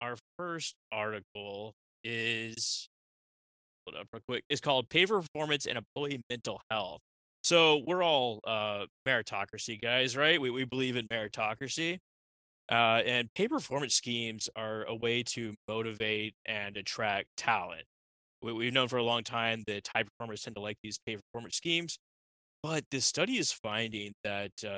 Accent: Texas, United States; I'm from Texas

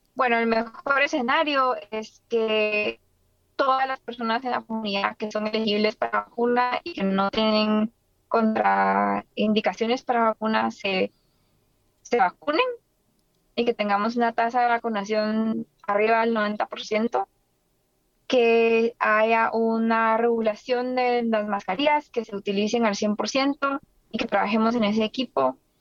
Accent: Guatemala; now in United States; un país como el mío, en Guatemala

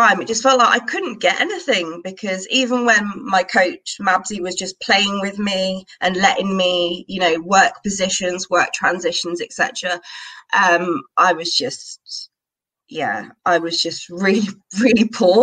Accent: United Kingdom; moved away as an adult; now in Madrid, Spain; I live in Madrid now, but I am obviously, as you can tell by my accent, I am actually British

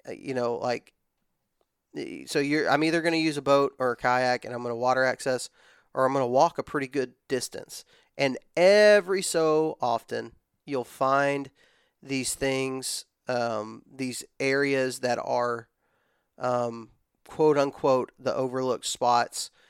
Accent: West Texas, United States; moved away as an adult; also born or lived in Georgia; now in Alabama, United States; born and raised in West Texas. Um, I moved to Alabama whenever I was eighteen.

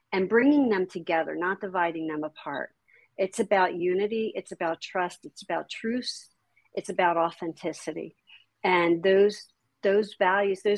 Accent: New Jersey, United States; I grew up in Jersey

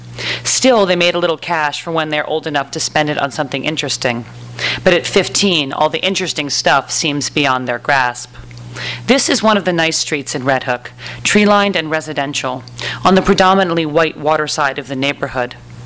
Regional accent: New York City, New York, United States; now in Los Angeles, United States; And I'm from Los Angeles. Well, I'm from Brooklyn, but I live in Los Angeles

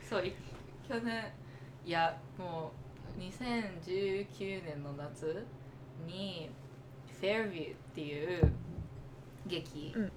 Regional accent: United States; 私もアメリカで育って

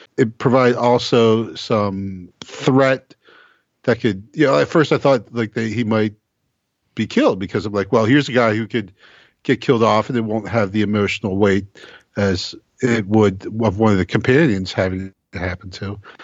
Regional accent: United States; as an American

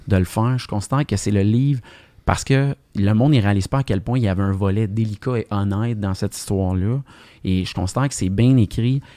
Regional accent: Montreal, Quebec, Canada; j'ai grandi dans l'Est de Montréal

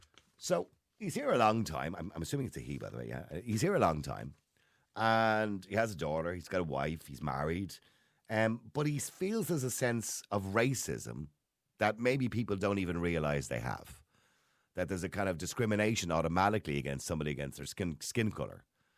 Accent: Bangladesh; English is a second language; now in Ireland; I'm from Bangladesh, and I've been here for 11 years. I came to this country because there were no opportunities in my small town, and many of my friends had travelled to Ireland for a better life.

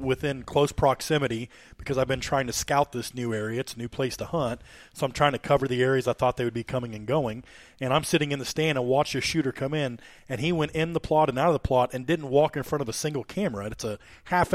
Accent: Warsaw, Illinois, United States; I'm from Warsaw. This is, you know, between Hamilton and Nauvoo

